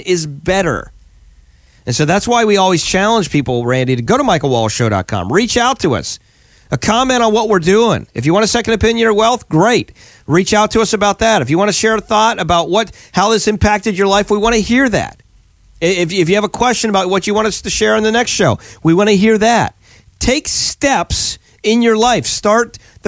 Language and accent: English; Pennsylvania, United States; now in Florida, United States; we're in Florida full time now. We're from Pennsylvania originally, kind of Florida full time now